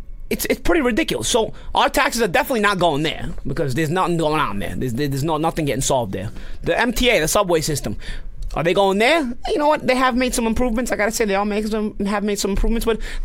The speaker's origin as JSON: {"language": "English", "town": "Brooklyn", "region": "New York", "country": "United States", "tie": "born or raised there", "moved": "yes", "lives_now": "Long Island, United States", "said": "I know I live in Long Island, but you know, I do spend a lot of my time in Brooklyn and the city and whatnot."}